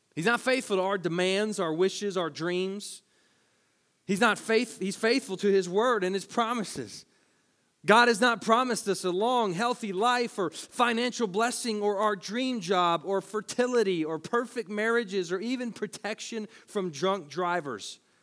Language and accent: English; Tennessee, United States; we're from Tennessee